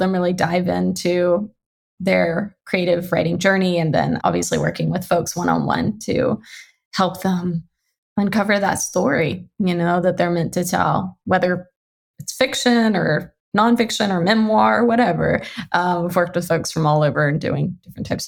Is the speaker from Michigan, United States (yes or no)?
no; Louisiana, United States; moved away as an adult; now in Pacific Northwest, United States; I'm from Louisiana because I feel like it's really foundational to who I am. I am a Southern girl at heart, even though I've lived out in the Pacific Northwest for over a decade.